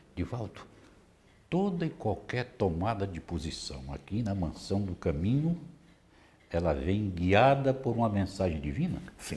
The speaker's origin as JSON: {"language": "Portuguese", "town": "Vitória da Conquista", "region": "Bahia", "country": "Brazil", "said": "lá de Vitória da Conquista, de onde eu venho também"}